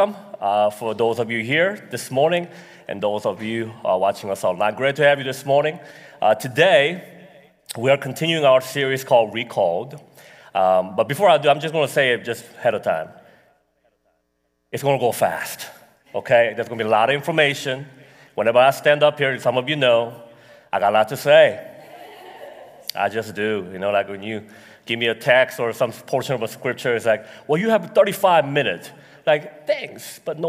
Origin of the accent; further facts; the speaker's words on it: United States; I'm American